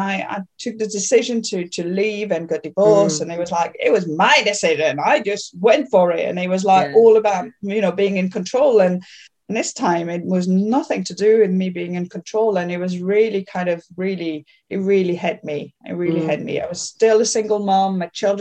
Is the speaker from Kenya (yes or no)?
no; south of France, France; accent: French; English is a second language; moved away; also born or lived in Paris; I was born in Paris, but my parents decided it'd be a good idea to move down the south of France and open a restaurant